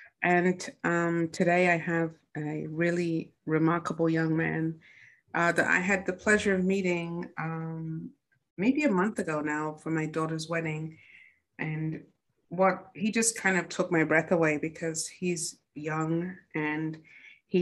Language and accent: English; England, United Kingdom; now in United States; I'm from England